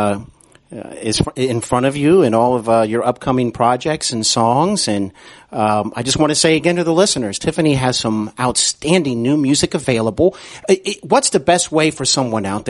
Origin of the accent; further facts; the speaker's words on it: Cincinnati, Ohio, United States; I'm here in Cincinnati, Ohio, back in my hometown where I broadcast